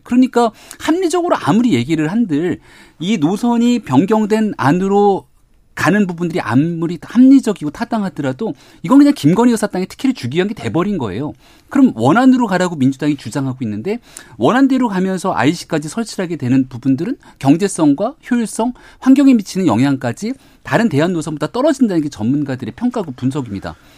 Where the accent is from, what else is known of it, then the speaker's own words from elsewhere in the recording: Seoul, South Korea; 제 광진에서 태어나서 자라고